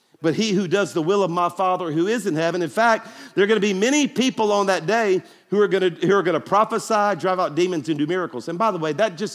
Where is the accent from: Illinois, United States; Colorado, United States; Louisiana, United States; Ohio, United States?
Louisiana, United States; Baton Rouge; now in Birmingham, United States; my hometown of Baton Rouge